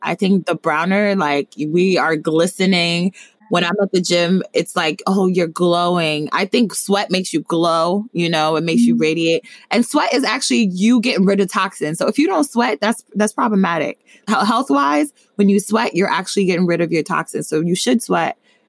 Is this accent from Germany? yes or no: no; Nigeria; And then other times I'm Nigerian. So Afrobeats is always something that gets me up and going.